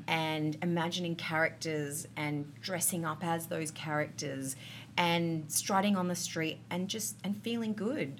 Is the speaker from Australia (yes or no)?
yes; Adelaide, South Australia, Australia; I grew up in Adelaide